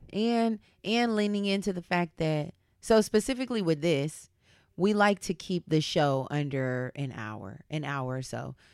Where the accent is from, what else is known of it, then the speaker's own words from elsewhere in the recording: Southern California, United States; I grew up here in SoCal